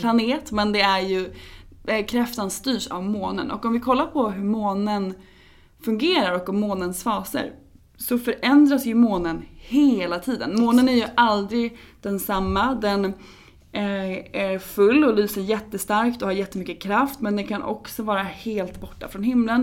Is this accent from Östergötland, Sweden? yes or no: yes; Norrköping, Östergötland, Sweden; moved away; i Norrköping där jag är ifrån